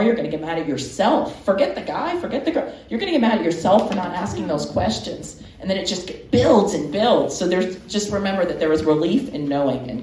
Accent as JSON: {"language": "English", "region": "Georgia", "country": "United States", "tie": "born or raised there", "also_born_or_lived": "Florida / Miami", "moved": "yes", "said": "I'm from Georgia. I'm from a small town"}